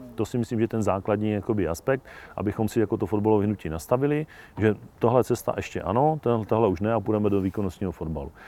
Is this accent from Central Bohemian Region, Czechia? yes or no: no; Hněvotín, Nedvězí, Nemilany, Kožušany area, Olomouc Region, Czechia; Hněvotí, Nedvězí, nemilaný, Kožušany, sousední dědiny